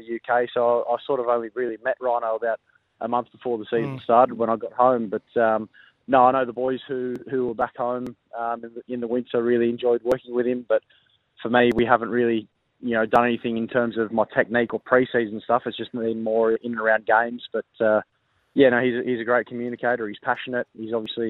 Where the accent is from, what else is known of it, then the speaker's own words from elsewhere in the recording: New South Wales, Australia; moved away as an adult; now in South Australia, Australia; New South Wales being my home state